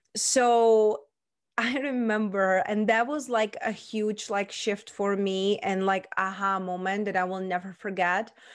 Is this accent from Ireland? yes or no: no; Czechia; accent: mixed; English is a second language; moved away as an adult; also born or lived in London / Spain; now in Las Vegas, United States; So raised and born, I was in Czech Republic